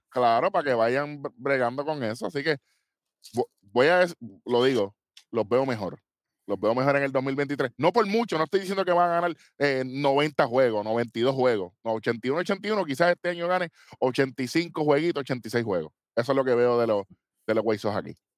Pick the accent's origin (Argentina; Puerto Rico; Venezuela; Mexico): Puerto Rico; somos puertorriqueños.